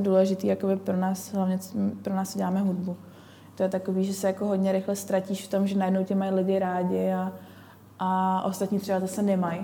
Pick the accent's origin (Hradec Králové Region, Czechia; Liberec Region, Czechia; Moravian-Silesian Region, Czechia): Moravian-Silesian Region, Czechia; Ostrava; Já jsem z Ostravy